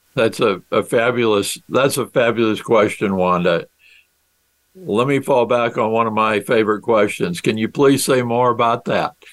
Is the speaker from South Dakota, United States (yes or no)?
yes; South Dakota, United States; my home state is South Dakota and I'm a farm boy from South Dakota.